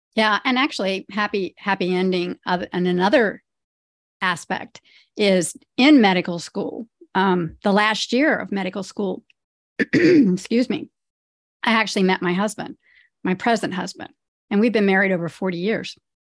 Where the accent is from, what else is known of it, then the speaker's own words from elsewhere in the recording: Ohio, United States; now in New Jersey, United States; I grew up in Ohio. I grew up on a farm in Ohio, and now I live in the suburbs of New Jersey